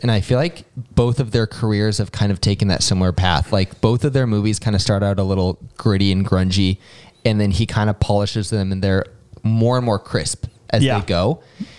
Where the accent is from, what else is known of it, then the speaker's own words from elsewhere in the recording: Riverside, California, United States; growing up in Southern California and specifically in Riverside